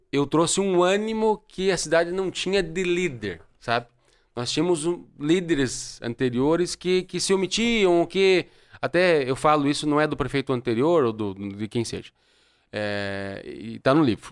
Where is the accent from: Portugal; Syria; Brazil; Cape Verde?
Brazil; also born or lived in União da Vitória, Paraná; como brasileiro, como cidadão